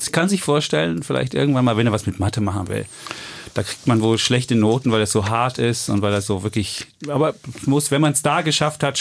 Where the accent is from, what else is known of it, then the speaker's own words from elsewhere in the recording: East Germany, Germany; Aber ich werde auch nicht mehr CEO als Ossi.